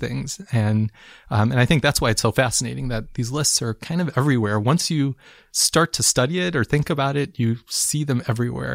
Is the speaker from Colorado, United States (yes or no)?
no; Chicago, Illinois, United States; I'm from Chicago